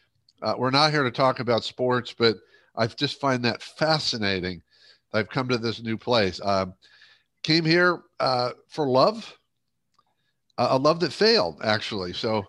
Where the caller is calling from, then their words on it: Tampa, Florida, United States; also born or lived in Cleveland, Ohio; I'm coming from Tampa, Florida.